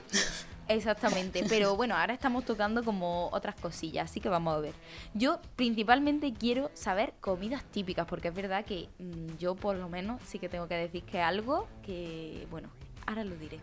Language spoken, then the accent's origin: Spanish; Jaén, Andalusia, Spain; yo en mi pueblo no se hace nada como tal, pero ni en mi provincia, en Jaén